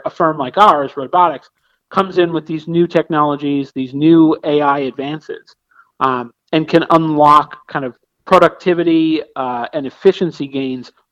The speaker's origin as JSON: {"language": "English", "town": "Pittsburgh", "region": "Pennsylvania", "country": "United States", "said": "I being a northerner, I'm from Pittsburgh"}